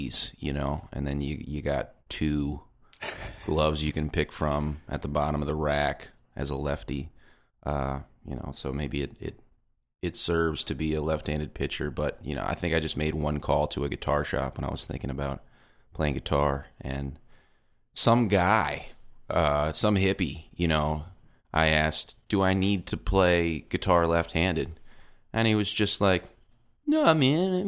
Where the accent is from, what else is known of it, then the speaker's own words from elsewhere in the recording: Metairie, Louisiana, United States; Grew up in Metairie, which is the suburb just outside of New Orleans